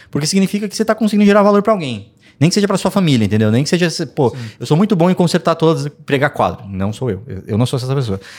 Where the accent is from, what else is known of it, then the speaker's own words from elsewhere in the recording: Brazil; Eu sou brasileiro.